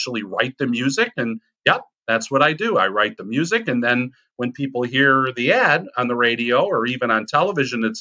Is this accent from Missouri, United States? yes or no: no; Chicago, Illinois, United States; I grew up in Chicago in the inner city